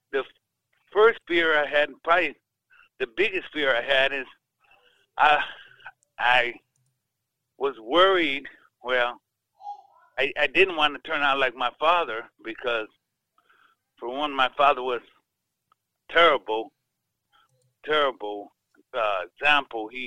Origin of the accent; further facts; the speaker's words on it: Chicago, Illinois, United States; I grew up in Chicago on the South Side.